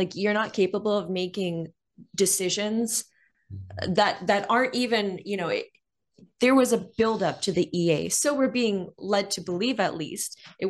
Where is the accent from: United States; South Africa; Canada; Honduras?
Canada; I don't feel very protected as a Canadian.